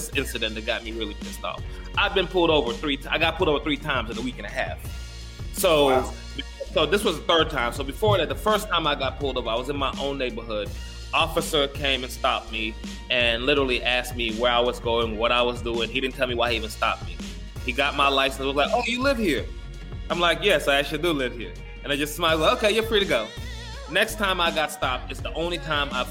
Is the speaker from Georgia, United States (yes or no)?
yes; Macon, Georgia, United States; moved away as an adult; also born or lived in Gambia / North Carolina / Rio de Janeiro, Brazil; I grew up in Macon, Georgia. I went to a Central High School in Macon, Georgia.